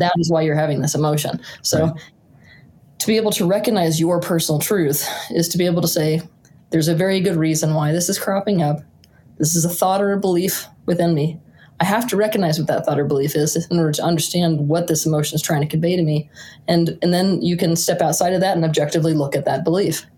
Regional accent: rural Utah, United States; also born or lived in Santa Fe, New Mexico; I was born in Santa Fe, New Mexico, but my parents moved me quite young to the rural wilderness of Utah

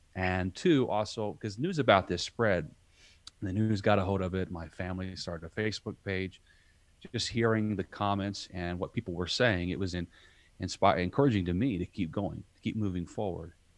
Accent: southern Indiana, United States; I grew up in southern Indiana, uh, country boy

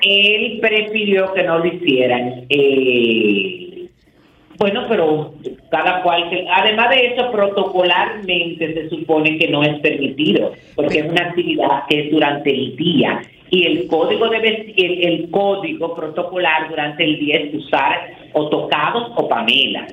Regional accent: Dominican Republic; nosotros lo digamos como dominicanos

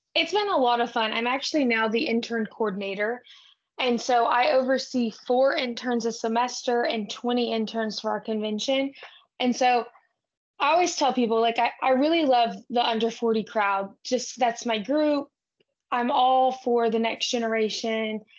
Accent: Brackettville, Texas, United States; now in Fort Worth, United States; I'm from South Texas and my family ranches

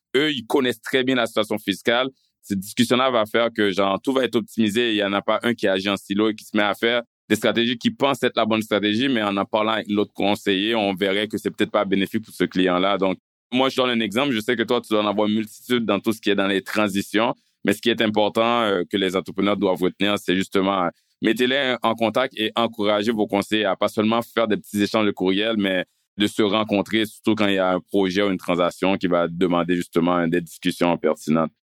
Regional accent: Canada; en tant que Canadien, en tant que payeur d'impôts

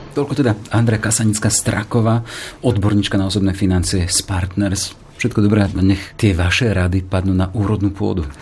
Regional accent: Orava, Žilina Region, Slovakia; Ja som z Horavy, z, gazdov, z gazdovstva

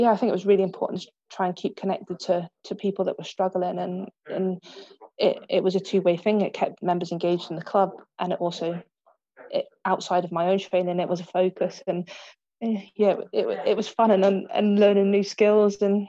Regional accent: England, United Kingdom; Yeah, but when it comes to that, I'm English through and through.

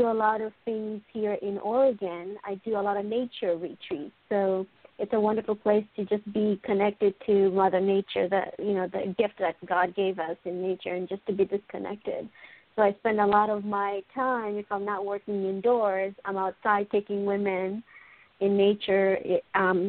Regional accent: Mozambique; moved away; also born or lived in Zambia; So I am originally from Mozambique

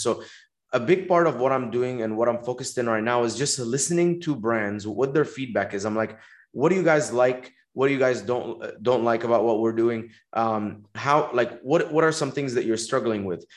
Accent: Dubai, United Arab Emirates; moved away as an adult; also born or lived in Egypt; now in Los Angeles, United States; I was born in Egypt. I grew up in Dubai, um, spent uh, 18 years there, and then uh, I came to America to go to college.

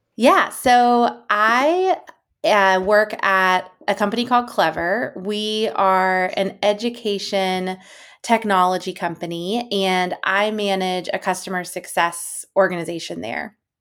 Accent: East Coast, United States; now in San Francisco, United States; I'm from the East Coast. I currently live in San Francisco

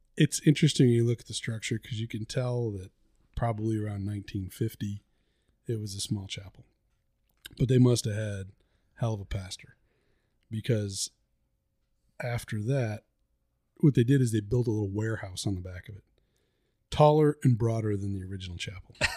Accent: the South, United States; we're from the South

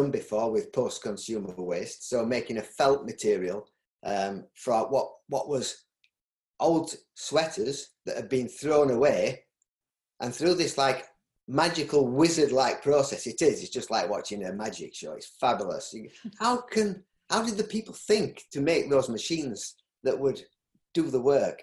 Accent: Yorkshire and the Humber, United Kingdom; accent: Yorkshire; my Yorkshire accent

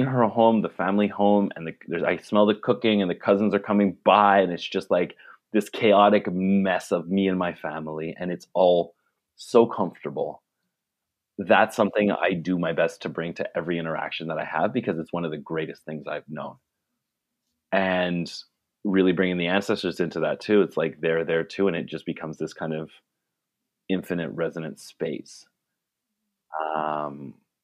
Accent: Ottawa, Ontario, Canada; moved away as an adult; also born or lived in Victoria; now in Vancouver, Canada; I'm from Ottawa

